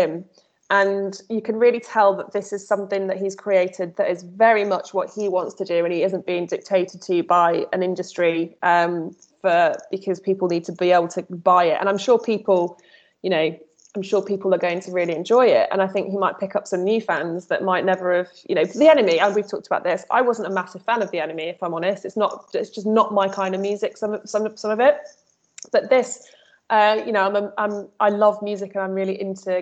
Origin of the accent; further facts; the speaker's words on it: Midlands, United Kingdom; I'm from the Midlands